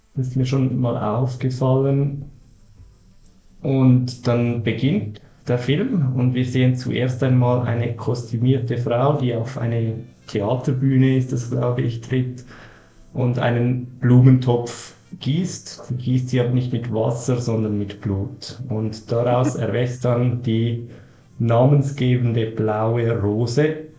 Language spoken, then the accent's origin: German; Switzerland; Als Schweizer